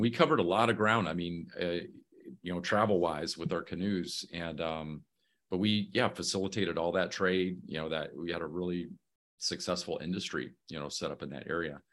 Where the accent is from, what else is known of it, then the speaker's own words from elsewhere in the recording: Muskegon, Michigan, United States; moved away; I'm originally from Muskegon, Michigan.